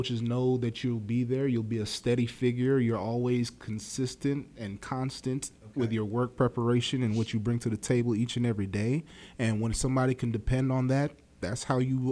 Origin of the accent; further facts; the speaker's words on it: East Coast, United States; we're both from the East Coast